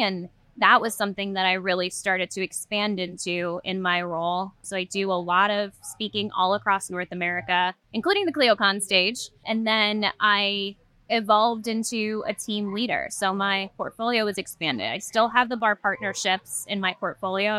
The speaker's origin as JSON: {"language": "English", "country": "Trinidad & Tobago", "tie": "born or raised there", "said": "a former British colony, actually, Trinidad"}